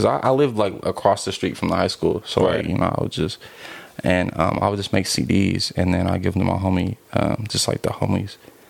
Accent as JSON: {"language": "English", "area": "the Bay Area", "region": "California", "country": "United States", "said": "we're from the Bay"}